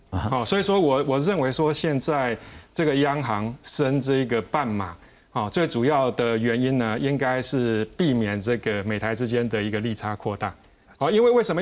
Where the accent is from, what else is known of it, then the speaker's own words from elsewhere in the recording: Taiwan; 我们台湾人很喜欢去日本玩